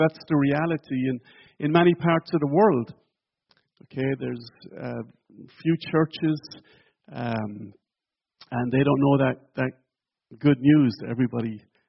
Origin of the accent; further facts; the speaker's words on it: Ireland; moved away as an adult; my hometown.